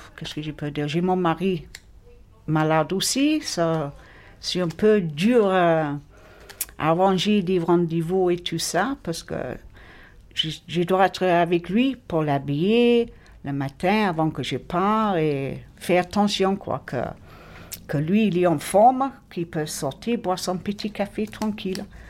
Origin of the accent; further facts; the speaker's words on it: England, United Kingdom; French is a second language; now in Marignane, France; je suis anglaise d'origine, mais je suis française par adoption